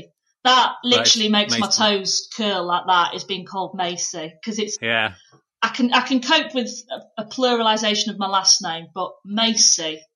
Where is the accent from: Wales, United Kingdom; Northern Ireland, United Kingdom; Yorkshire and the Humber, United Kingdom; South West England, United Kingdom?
Yorkshire and the Humber, United Kingdom; Pannal; I'm actually like middle of nowhere because it's technically North Yorkshire, but Leeds was the nearest place